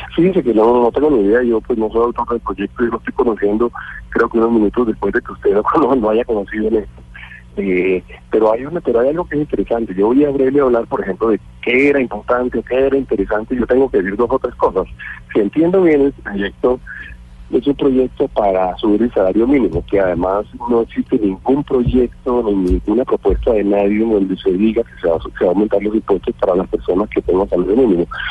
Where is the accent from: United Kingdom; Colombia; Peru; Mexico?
Colombia; nosotros de implementar como colombianos